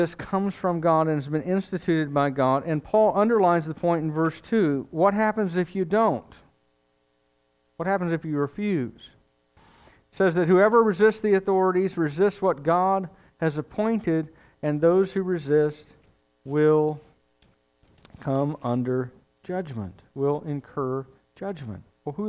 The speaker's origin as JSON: {"language": "English", "country": "United States", "said": "I'm an American"}